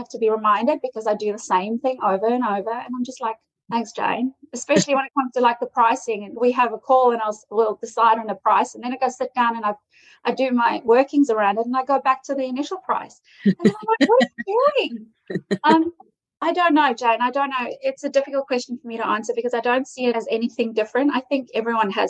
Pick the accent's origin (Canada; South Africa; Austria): South Africa; moved away; I'm South African.